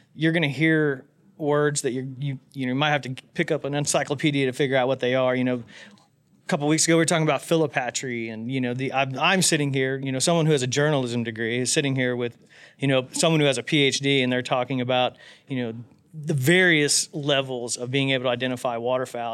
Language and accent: English; West Central Indiana, United States; I grew up in West Central Indiana